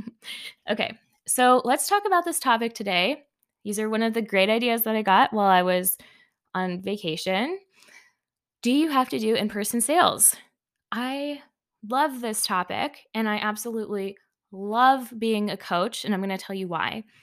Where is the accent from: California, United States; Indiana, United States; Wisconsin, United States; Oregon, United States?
Indiana, United States; also born or lived in Canada; I was born in Canada, but I've lived here in Indiana for most of my life. I was raised in Indiana